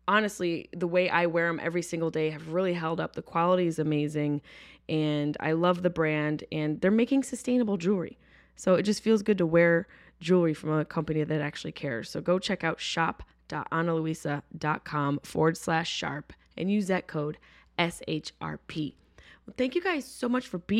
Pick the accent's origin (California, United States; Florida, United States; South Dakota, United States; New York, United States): New York, United States; upstate; moved away; I'm not from New York City, but I'm from upstate New York